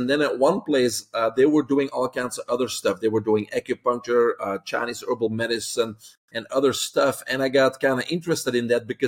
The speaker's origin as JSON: {"language": "English", "country": "Belgium", "tie": "born or raised there", "moved": "as an adult", "lives_now": "Florida, United States", "said": "I'm originally from Belgium, grew up in Belgium."}